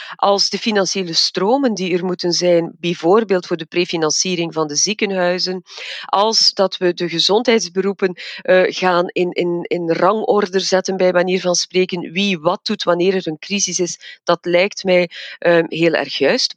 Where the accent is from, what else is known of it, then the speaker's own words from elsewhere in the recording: Evergem, Flanders, Belgium; ik zit zelf in het vaccinatiecentrum bij ons in Evergem als farmaceutisch expert.